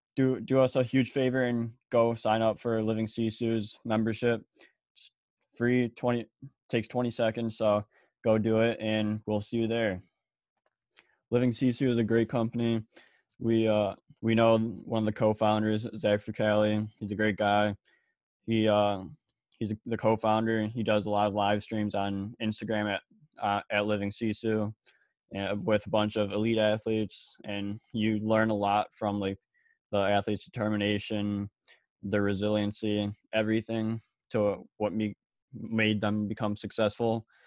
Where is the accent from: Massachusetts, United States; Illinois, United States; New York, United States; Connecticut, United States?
Illinois, United States; I'm also from Illinois